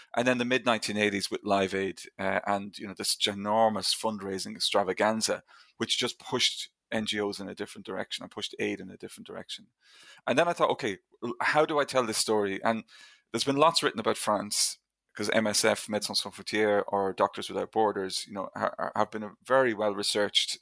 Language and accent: English; Ireland; I grew up in Ireland, obviously, in, in the 1980s and 1990s